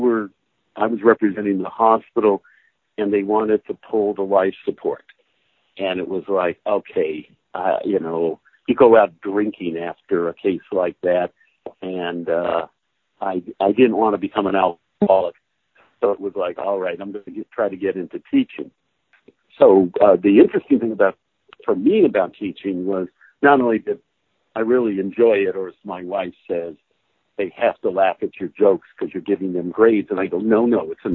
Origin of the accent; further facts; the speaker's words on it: California, United States; moved away as an adult; also born or lived in Massachusetts / Hawaii; I was born and raised in California